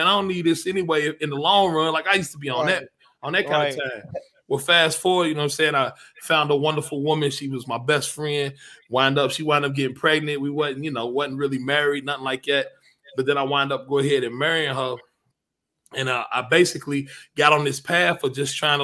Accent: Lexington, Kentucky, United States; I'm from Lex, man. Lexington, Kentucky

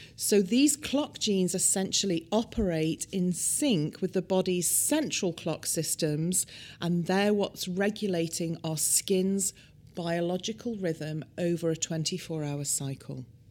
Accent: United Kingdom; now in United States; In the U K, where I'm from, as you can probably tell by my accent

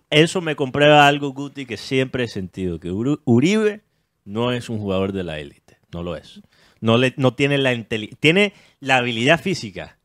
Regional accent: United States; Spanish is a second language; siendo yo gringo

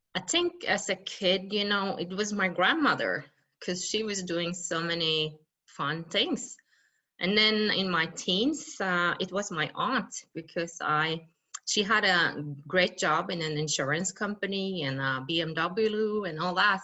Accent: west coast of Norway, Western Norway, Norway; I come from the west coast of Norway and I grew up in a small village called Bottenfjord

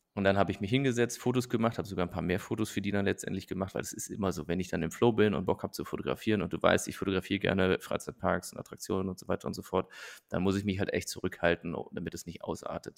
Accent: Nettetal, North Rhine-Westphalia, Germany; moved away; nach Nettetal, also in meine Heimat gefahren und habe da so quasi mein, mein, mein Basecamp aufgeschlagen bei meinen Eltern

